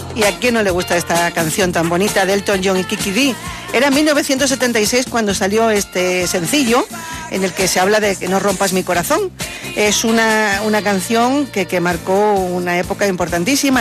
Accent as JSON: {"language": "Spanish", "town": "Morón de la Frontera", "region": "Andalusia", "country": "Spain", "tie": "born or raised there", "said": "en Radio Cadena Morón, en mi pueblo"}